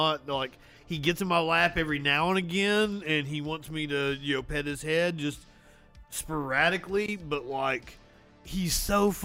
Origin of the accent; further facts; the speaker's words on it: Kentucky, United States; I'm from Kentucky.